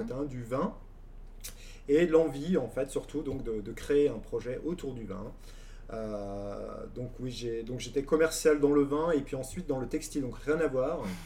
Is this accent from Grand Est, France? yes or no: yes; Champagne, Grand Est, France; moved away; also born or lived in Dijon / Burgundy; je viens donc de Champagne